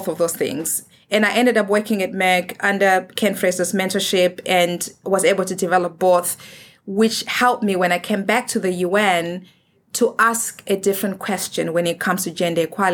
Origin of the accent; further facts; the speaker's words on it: Zimbabwe; moved away; I'm from Africa. I'm from Zimbabwe.